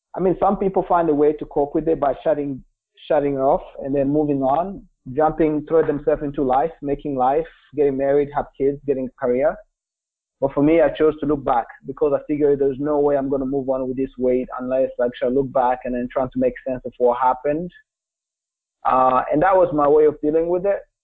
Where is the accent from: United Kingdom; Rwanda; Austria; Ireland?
Rwanda; Kigali; English is a second language; also born or lived in Republic of the Congo / Vermont; now in United States; I grew up in Kigali, which is the capital um, of um, Rwanda